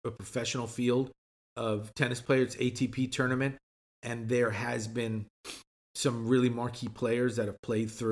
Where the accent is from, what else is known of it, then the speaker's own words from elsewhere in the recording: Chile; moved away; I'm from Chile